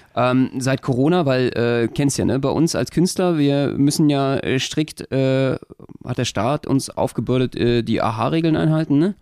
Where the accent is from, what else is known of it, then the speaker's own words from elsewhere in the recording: Berlin, Germany; Als Berliner habe ich eine ganz besondere Beziehung dazu